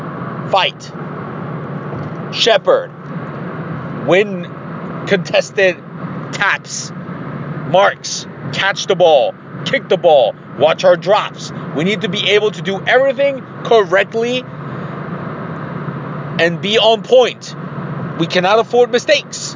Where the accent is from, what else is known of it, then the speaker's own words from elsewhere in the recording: Tijuana, Baja California, Mexico; now in Columbus, United States; my hometown in Tijuana